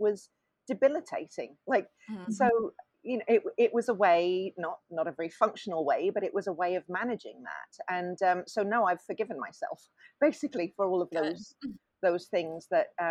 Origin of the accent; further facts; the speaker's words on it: Swansea, Wales, United Kingdom; also born or lived in London; we moved to Swansea, which is a small town in South Wales